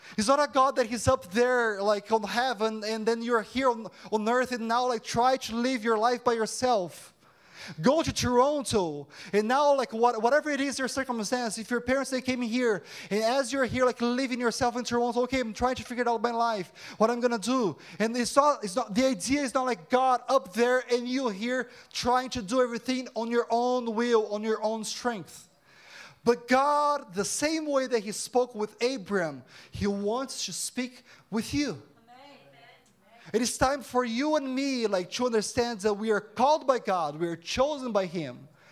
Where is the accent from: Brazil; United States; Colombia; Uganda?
Brazil; Campinas, São Paulo; first language Portuguese; English is a second language; moved away as an adult; now in Canada; I'm from Campinas, São Paulo City, and my parents, they live in Brazil.